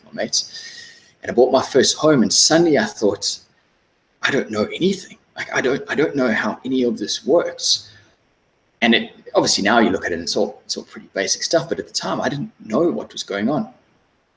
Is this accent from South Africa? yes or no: yes; South Africa; moved away as an adult; also born or lived in London; now in Australia; I'm originally from South Africa. I lived in South Africa until I was about 24.